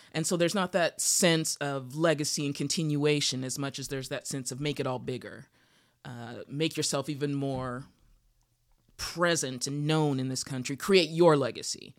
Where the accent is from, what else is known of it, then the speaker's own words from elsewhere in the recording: Utah, United States; now in Los Angeles, United States; I grew up in Utah